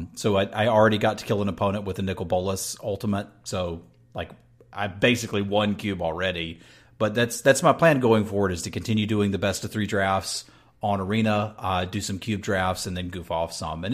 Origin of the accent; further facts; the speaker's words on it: North Carolina, United States; Dude, I grew up in North Carolina